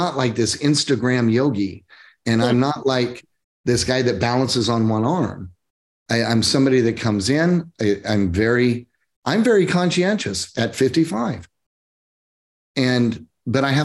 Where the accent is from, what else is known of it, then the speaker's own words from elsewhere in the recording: Oklahoma, United States; moved away as an adult; now in Coachella Valley, United States; I came from Oklahoma. I grew up in the Bible Belt.